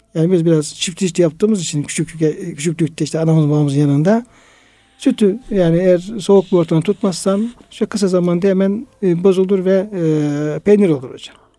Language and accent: Turkish; Turkey; bizim köyde hocam, e, Irmak Yanı köyünde işte Çoruh oradan geçtiği için ee, bizim evlerimizin olduğu yerler